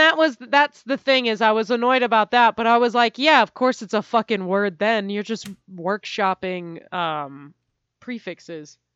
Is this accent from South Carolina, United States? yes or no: no; California, United States; I'm from California